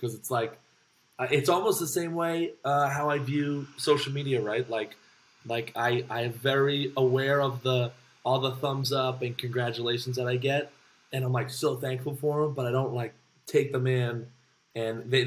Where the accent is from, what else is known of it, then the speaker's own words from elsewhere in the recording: Windham, New Hampshire, United States; moved away as an adult; now in Boston, United States; I'm actually from Windham, New Hampshire